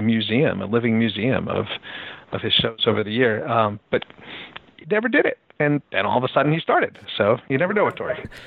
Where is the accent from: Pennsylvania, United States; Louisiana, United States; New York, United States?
Pennsylvania, United States; Philadelphia; now in Seattle, United States; I grew up in Philadelphia